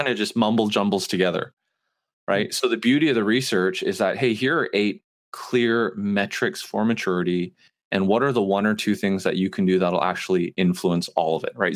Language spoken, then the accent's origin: English; Canada; moved away as an adult; also born or lived in Montreal; now in United States; I moved to the South three years ago. I'm Canadian.